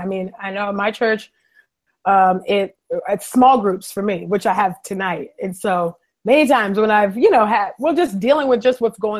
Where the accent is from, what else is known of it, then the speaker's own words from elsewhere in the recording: California, United States; moved away as an adult; now in Philadelphia, United States; I was born in California, West Side. So California, I've been in Philly for almost 5 years